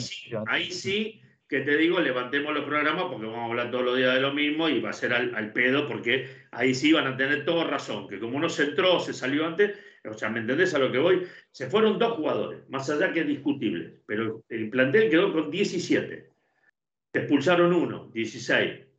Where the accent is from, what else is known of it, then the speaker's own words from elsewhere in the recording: Argentina; siendo argentino